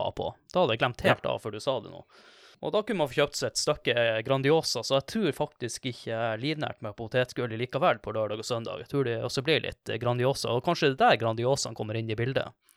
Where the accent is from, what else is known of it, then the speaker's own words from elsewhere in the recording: Kvaløya, Troms, Norway; Jeg er fra Kvaløya